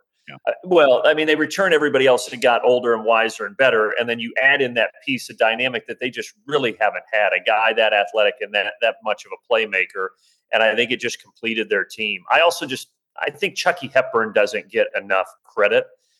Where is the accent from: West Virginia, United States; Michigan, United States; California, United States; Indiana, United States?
Indiana, United States; I remember growing up in Indiana in the early 90s